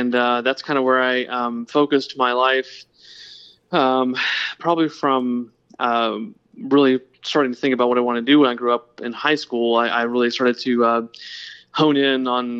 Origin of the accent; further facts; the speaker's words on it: Lawrenceville, Georgia, United States; Oh, I grew up in a very small town called Lawrenceville, Georgia.